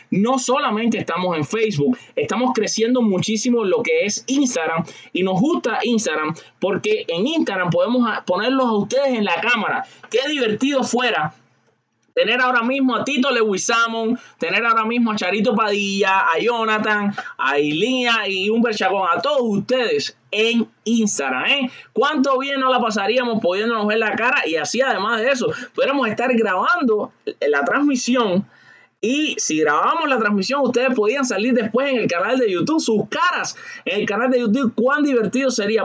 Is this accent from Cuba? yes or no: yes; Cuba; al igual que yo soy cubano